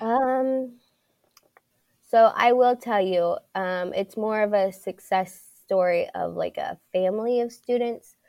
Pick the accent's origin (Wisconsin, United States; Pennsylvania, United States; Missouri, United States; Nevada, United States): Pennsylvania, United States; Pittsburgh; I was born and raised in Pittsburgh, and, um, so I went through Pittsburgh school systems